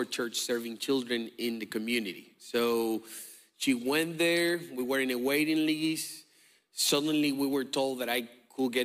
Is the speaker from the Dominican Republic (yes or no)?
yes; Dominican Republic; moved away; I'm from the Dominican Republic